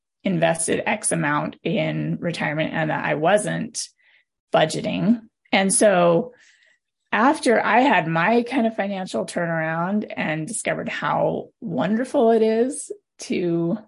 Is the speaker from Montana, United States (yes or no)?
yes; Montana, United States; moved away as an adult; also born or lived in Arizona / California / Nevada; now in Utah, United States; I was born and raised in Montana, and I'm just a Montana girl at my heart, third generation Montanan.